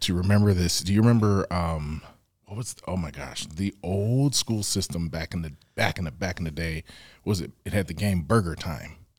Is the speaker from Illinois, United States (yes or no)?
yes; Evanston, Illinois, United States; also born or lived in New York City, New York / Lawton, Oklahoma; I grew up in Evanston, Illinois